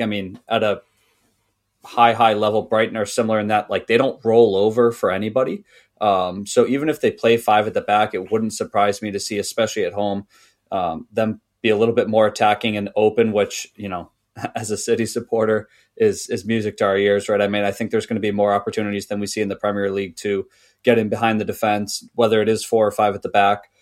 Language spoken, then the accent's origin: English; United States; as an American, because when I played, um, soccer slash football in, uh, in high school